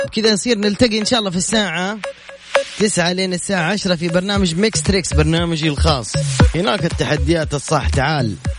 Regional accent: Jeddah, Makkah Province, Saudi Arabia; انا من جدة

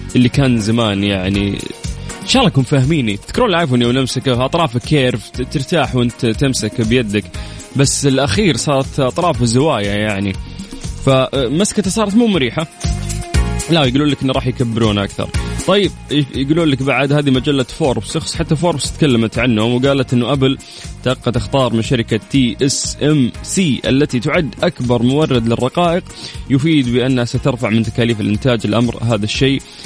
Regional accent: Saudi Arabia; في قلوبنا كسعوديين

